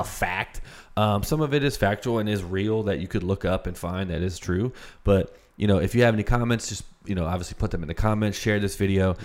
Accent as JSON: {"language": "English", "country": "United States", "tie": "born or raised there", "said": "I was born in the United States."}